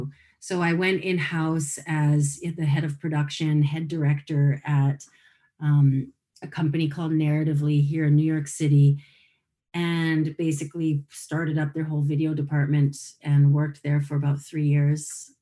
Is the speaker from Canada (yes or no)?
yes; Sherwood Park, Alberta, Canada; also born or lived in Calgary; So I was born in Calgary, and my parents divorced when I was one. So I think from there, we might have gone to live with my dad's, all of us moved to my dad's family in Kamloops, possibly. But most of the time I spent in a place called Sherwood Park, which is a suburb of Edmonton